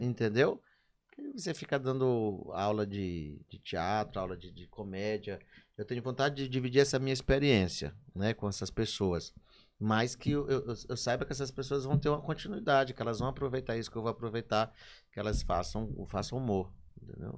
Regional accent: Maranhão, Brazil; eu sou muito apaixonado pelo Maranhão

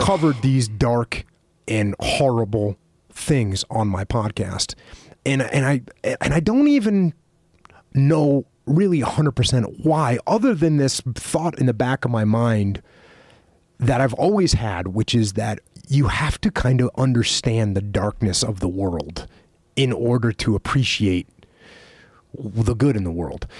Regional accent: East Coast, United States; moved away; I grew up on the East Coast listening to old school hardcore music

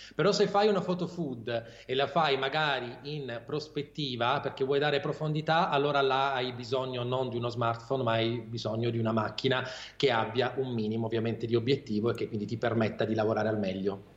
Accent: Taranto, Apulia, Italy; moved away as an adult; now in Bari, Italy; io sono originario di Taranto, sono pugliese ovviamente, però da anni vivo a Bari

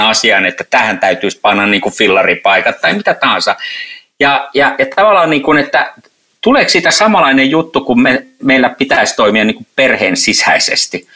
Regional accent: Helsinki, Uusimaa, Finland; Helsinki, niin on oman kotikaupunkini.

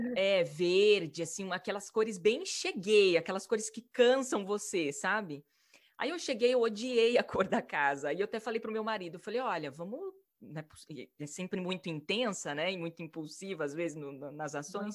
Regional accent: Maringá, Paraná, Brazil; moved away as an adult; also born or lived in São Paulo / Italy / England; eu, com 21 anos, saí de Maringá, minha cidade natal

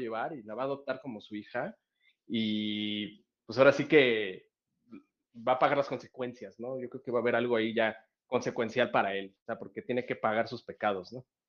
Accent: Mexico; nosotros como mexicanos

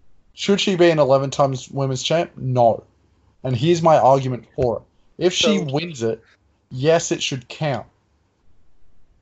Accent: Australia; I'm Australian and I want to be behind my home country

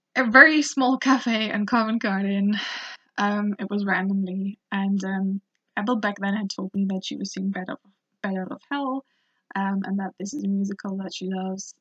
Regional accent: Germany; I was growing up in Germany

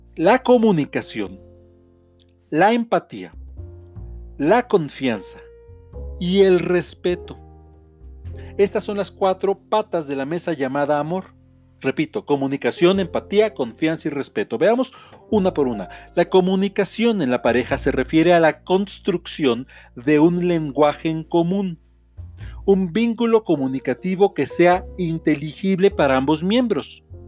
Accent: Mexico; soy autor mexicano

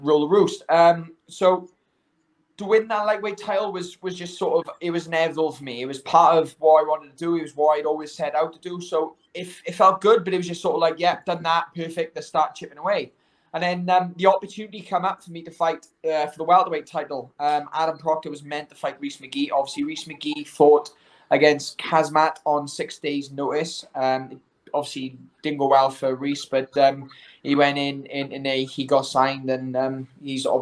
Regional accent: United Kingdom; I'm a Brit

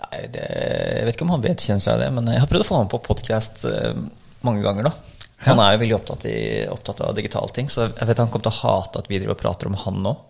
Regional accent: Bærum, Akershus, Norway; also born or lived in Oslo; jeg er født i Oslo, og så vokste opp i Bærum

